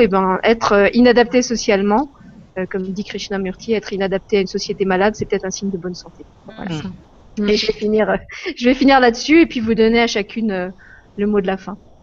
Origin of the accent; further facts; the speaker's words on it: France; en tant que française, euh, j'avais la chance de grandir dans, un pays libre